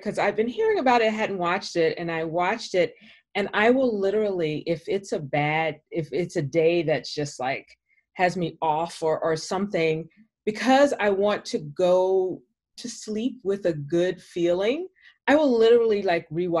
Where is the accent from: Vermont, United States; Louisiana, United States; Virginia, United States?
Louisiana, United States; Baton Rouge; also born or lived in Washington, D.C.; now in Los Angeles, United States; I'm a Southern girl. I'm from Louisiana. I'm from Baton Rouge